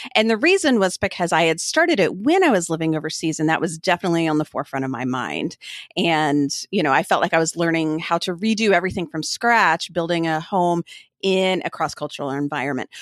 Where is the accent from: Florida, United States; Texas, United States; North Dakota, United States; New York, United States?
Texas, United States; Austin; moved away as an adult; also born or lived in Turkey / Kosovo / Oregon; we live just north of Austin, Texas, which is my hometown, but we have lived all over the place, quite literally, around the world